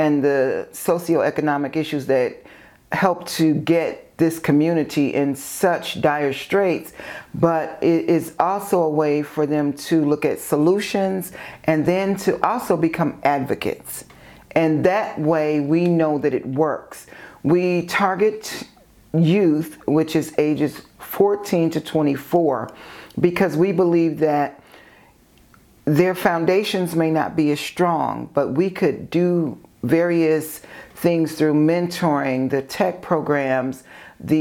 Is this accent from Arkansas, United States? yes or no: no; Maywood, Illinois, United States; also born or lived in far south suburbs of Chicago; growing up in Maywood and living on in the far south suburbs